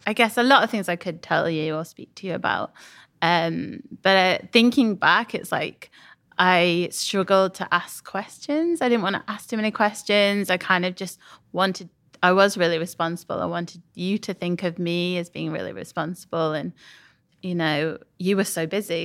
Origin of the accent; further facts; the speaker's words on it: Sheffield, Yorkshire and the Humber, United Kingdom; moved away as an adult; also born or lived in Leeds; now in London, United Kingdom; I'm from Sheffield